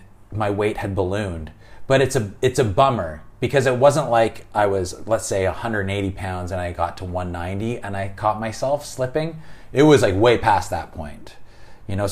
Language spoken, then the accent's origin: English; Canada; I'm Canadian